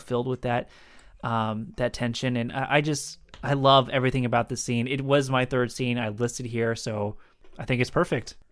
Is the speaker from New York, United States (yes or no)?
no; San Diego, California, United States; San Diego, my hometown